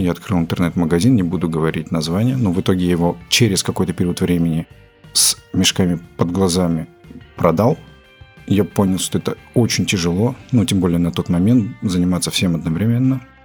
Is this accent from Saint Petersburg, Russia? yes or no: no; Belgorod, Belgorod Oblast, Russia; moved away as an adult; also born or lived in Kazakhstan; now in Moscow, Russia; Родился я в Казахстане, в какой-то момент переехал в город Белгород, отучился там э, в школе